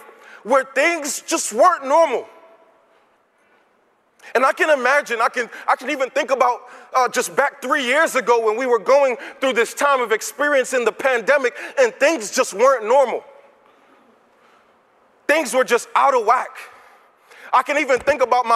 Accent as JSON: {"language": "English", "region": "New York", "country": "United States", "moved": "yes", "lives_now": "Virginia, United States", "said": "I'm from New York"}